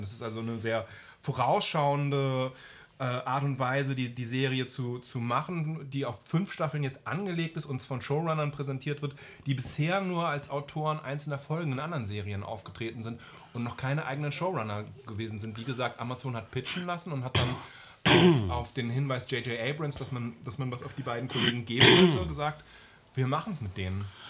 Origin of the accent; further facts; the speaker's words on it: Germany; als Deutscher